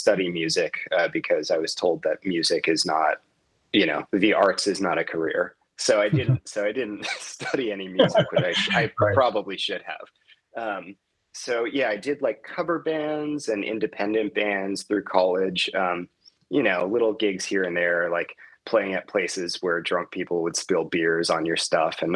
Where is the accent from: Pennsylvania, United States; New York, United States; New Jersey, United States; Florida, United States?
Florida, United States; Miami; moved away as an adult; now in Las Vegas, United States; I grew up in Miami pretty much from like age 9 till I went off to college.